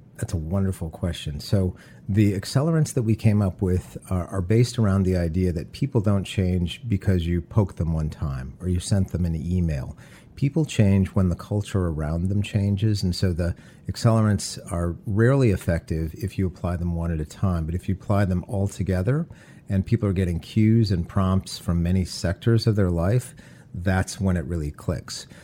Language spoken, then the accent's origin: English; Detroit, Michigan, United States; Growing up in Detroit, I had the ideal childhood